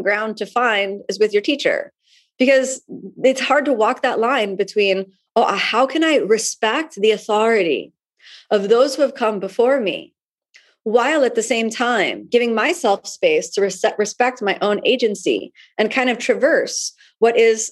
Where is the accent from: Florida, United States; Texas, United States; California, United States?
Florida, United States; Miami; my hometown in Miami